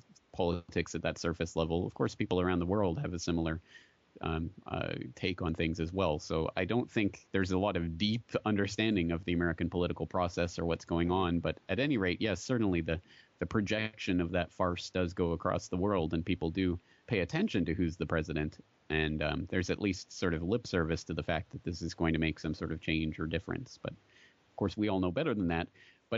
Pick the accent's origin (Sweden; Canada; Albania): Canada; now in Japan; I'm a Canadian sitting here in Japan